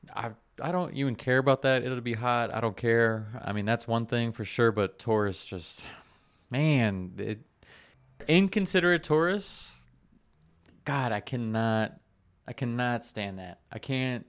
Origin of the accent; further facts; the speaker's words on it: South Florida, United States; I grew up in South Florida, you know, jumping in the canals